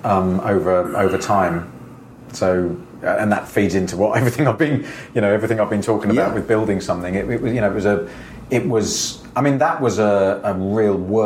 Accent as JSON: {"language": "English", "country": "Jersey", "tie": "born or raised there", "moved": "yes", "said": "growing up in Jersey"}